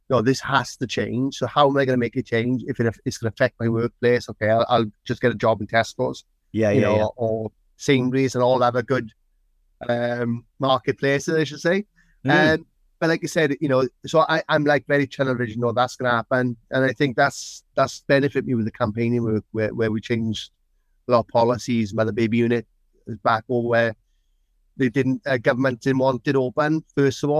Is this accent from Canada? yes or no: no; Wales, United Kingdom; I'm Welsh